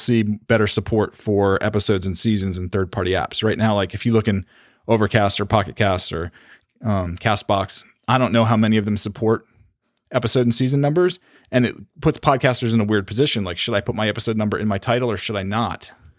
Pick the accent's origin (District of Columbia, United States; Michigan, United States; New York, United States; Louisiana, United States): New York, United States; now in Florida, United States; I was born in New York